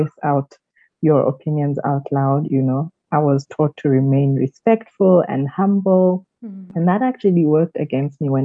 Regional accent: South Africa; also born or lived in Kenya; I grew up mostly in South Africa. I was born in Kenya

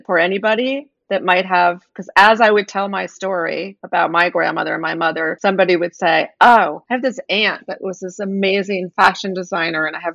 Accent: East Coast, United States; moved away as an adult; also born or lived in New York; now in Los Angeles, United States; I'm from the East Coast and I live in Los Angeles and I was living in New York

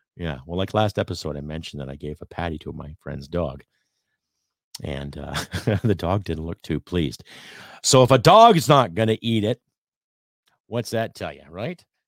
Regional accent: Canada

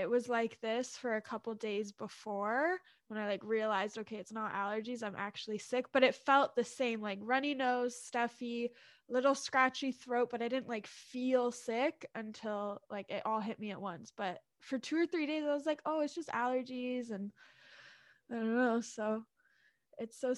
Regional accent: Ontario, Canada; now in Vancouver, Canada; I grew up in Ontario for a long time, and coming back to Vancouver

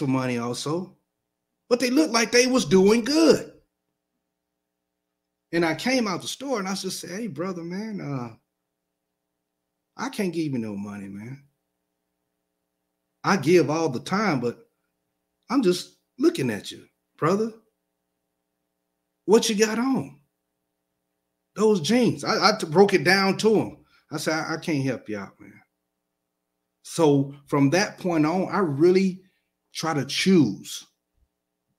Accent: Alabama, United States; I'm from Alabama

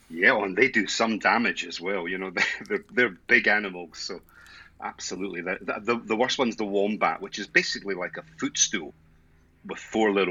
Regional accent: Edinburgh, Scotland, United Kingdom; now in Australia; Scottish, Edinburgh, Edinburgh born and bred, but I have been out here uh, for about 20 years now, so I've almost lost the accent

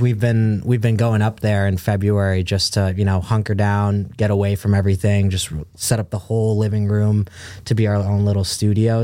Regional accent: Brookline, Massachusetts, United States; also born or lived in Caracas, Venezuela; Then I moved to the United States when I was when I was around two years old. So I moved straight to Boston. Grew up in uh, Brookline, Massachusetts.

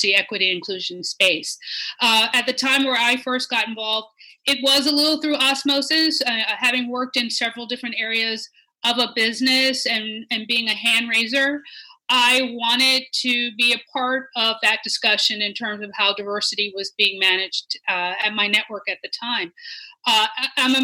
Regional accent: Washington, District of Columbia, United States; also born or lived in St. Louis, Missouri; I remember growing up in Washington, D.C.

